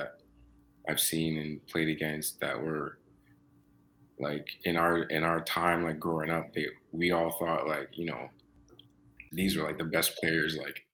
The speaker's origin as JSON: {"language": "English", "town": "Toronto", "region": "Ontario", "country": "Canada", "tie": "born or raised there", "also_born_or_lived": "Mississauga", "said": "I'm from Scarborough. I'm from Scarborough. And growing up in Scarborough was cool"}